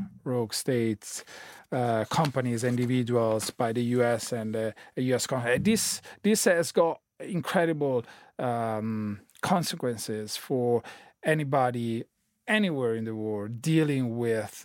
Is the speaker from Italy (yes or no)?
yes; Italy; now in London, United Kingdom; I'm Italian citizen living in London.